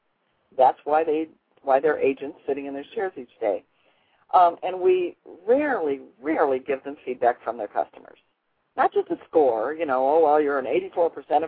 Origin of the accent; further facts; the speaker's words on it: Chicago, Illinois, United States; my hometown of Chicago